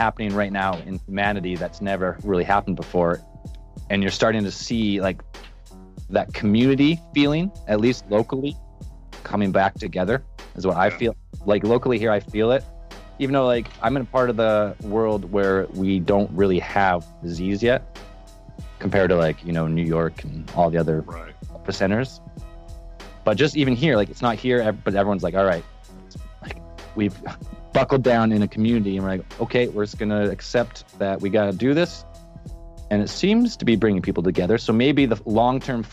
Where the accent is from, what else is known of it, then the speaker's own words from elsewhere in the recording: Canada; I'm from Canada.